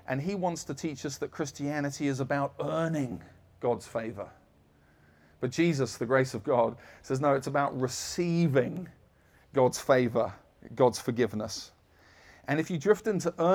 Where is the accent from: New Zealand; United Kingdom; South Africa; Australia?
United Kingdom; I'm British.